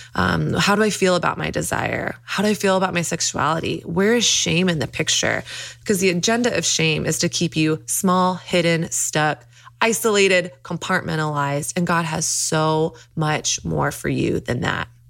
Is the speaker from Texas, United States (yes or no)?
yes; Dallas, Texas, United States; I grew up in Dallas, Texas